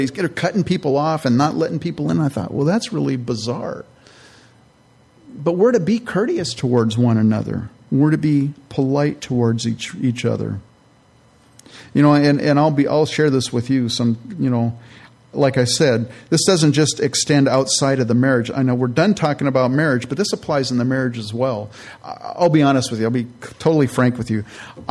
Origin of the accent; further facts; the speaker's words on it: California, United States; also born or lived in Minnesota; I'm from California.